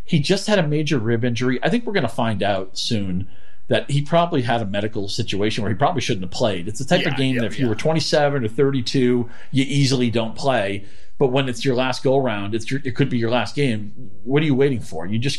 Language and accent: English; New England, United States; I grew up in New England